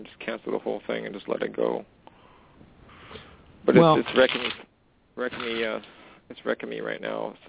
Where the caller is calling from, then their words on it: Canada; calling from Canada?